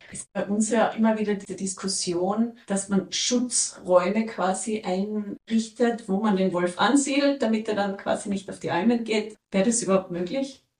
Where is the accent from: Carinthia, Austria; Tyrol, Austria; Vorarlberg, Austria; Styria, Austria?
Tyrol, Austria; Bei uns in Tirol